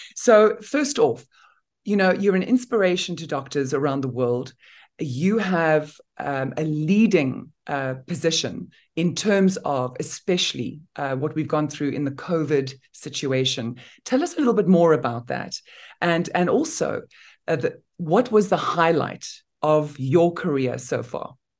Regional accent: Namibia; I come from Namibia in Africa

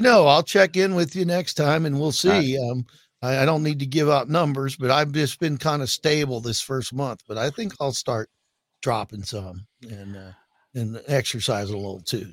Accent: Water Valley, Mississippi, United States; moved away; also born or lived in Pacific Northwest; born in Water Valley, Mississippi

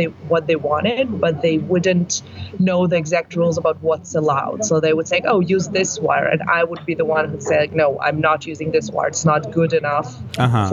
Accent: Tel Aviv, Tel Aviv District, Israel; also born or lived in Ukraine / Denmark / United States; I grew up in Tel Aviv

